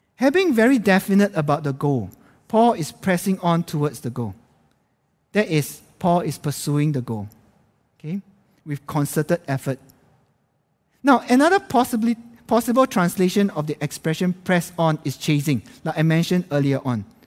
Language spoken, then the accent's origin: English; Singapore; moved away as an adult; now in Jakarta, Indonesia; as a Singaporean